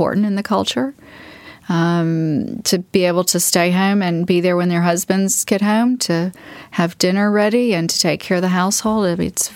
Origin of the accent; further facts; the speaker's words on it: the South, United States; growing up in the South, hospitality was always important to me